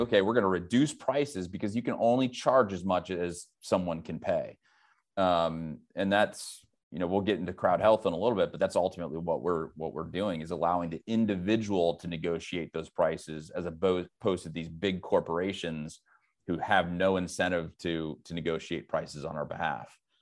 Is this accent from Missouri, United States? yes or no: yes; St. Louis, Missouri, United States; moved away; also born or lived in Silicon Valley / Dayton, Ohio; I'm from the Midwest, originally from Saint Louis